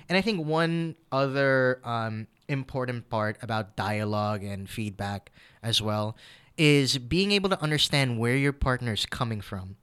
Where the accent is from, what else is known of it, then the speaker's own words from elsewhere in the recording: United States; now in Philippines; I'm Filipino-American